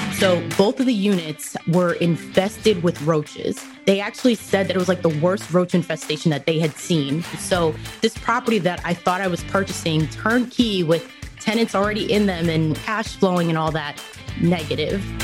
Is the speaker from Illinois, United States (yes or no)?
no; New York, United States; moved away as an adult; also born or lived in Dominican Republic / Cleveland, Ohio / Rhode Island; now in Dallas-Fort Worth, United States; ended up moving to New York with my family. That's primarily where I grew up